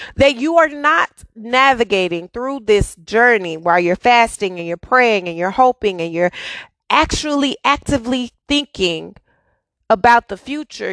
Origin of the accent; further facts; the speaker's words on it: Dallas, Texas, United States; I'm born and raised in Dallas